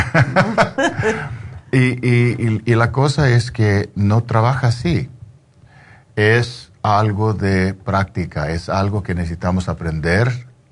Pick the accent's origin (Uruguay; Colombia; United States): United States; yo soy de aquí, yo, yo, yo, ah, soy chicano